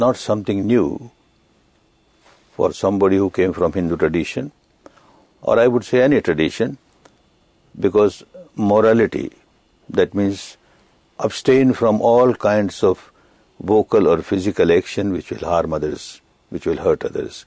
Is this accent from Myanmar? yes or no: yes; Myanmar; I was born in Burma, which is Myanmar now